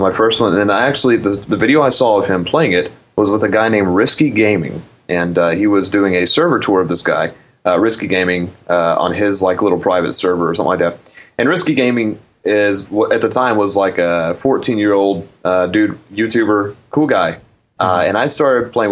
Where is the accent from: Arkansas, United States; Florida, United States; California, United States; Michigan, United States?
Arkansas, United States; also born or lived in Dallas, Texas; Born and raised in Arkansas with a father who loves old stuff like